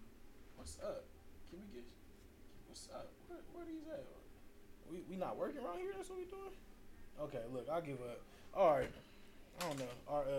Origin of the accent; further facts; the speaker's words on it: Oakland, California, United States; I'm from Oakland.